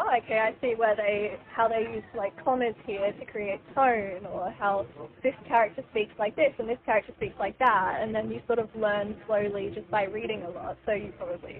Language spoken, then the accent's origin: English; Sunshine Coast, Queensland, Australia; also born or lived in New Zealand; So I grew up on the Sunshine Coast. I was born in New Zealand, but I moved here when I was a baby.